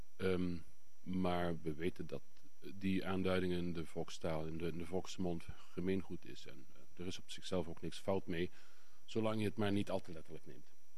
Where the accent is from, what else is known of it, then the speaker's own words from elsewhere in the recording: Ubach over Worms, Limburg, Netherlands; accent: Limburgish (Ubach over Worms dialect); Ik spreek een Limburgs dialect. En wel het dialect van eh, de plaats Ubach overworms